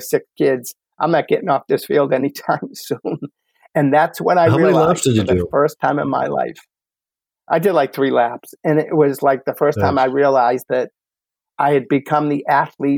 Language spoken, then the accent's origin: English; Medford, Massachusetts, United States; from Medford, Mass, my hometown